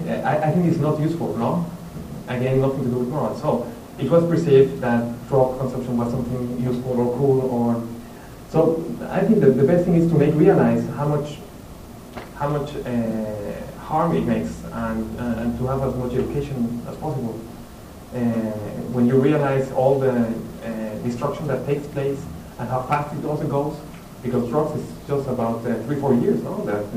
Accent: Mexico City, Mexico; Mexico City.

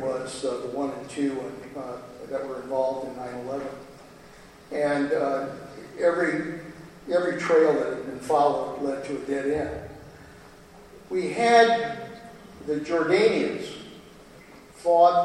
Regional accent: Pebble Beach, California, United States; Pebble Beach in my hometown

